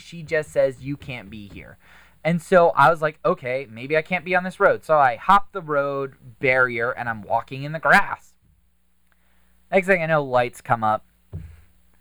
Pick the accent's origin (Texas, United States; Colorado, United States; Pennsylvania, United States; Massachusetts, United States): Pennsylvania, United States; Butler; I grew up in Butler